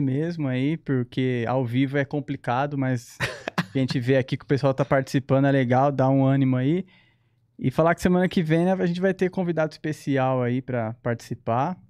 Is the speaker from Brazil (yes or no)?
yes; São Caetano do Sul, São Paulo, Brazil; eu sou de São Caetano